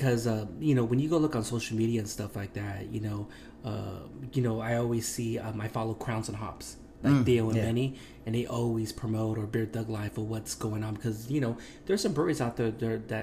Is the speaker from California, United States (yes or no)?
yes; Long Beach, California, United States; I'm a local from Long Beach